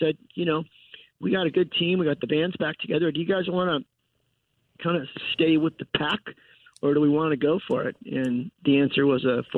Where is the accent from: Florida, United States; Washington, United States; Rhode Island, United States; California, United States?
California, United States; Southern; moved away as an adult; also born or lived in Midwest; I'm from Southern California, car culture, but I was in the Midwest in real estate. Came back out here to California